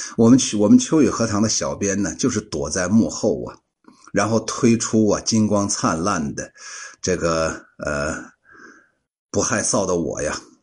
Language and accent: Chinese; Shaanxi, China; 我们陕西人呢，都懂这个“魔乱”是啥意思